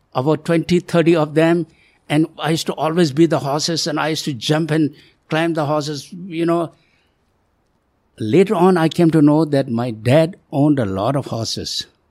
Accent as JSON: {"language": "English", "country": "India", "tie": "born or raised there", "also_born_or_lived": "Tibet / Nepal", "moved": "yes", "said": "I moved to India from Nepal"}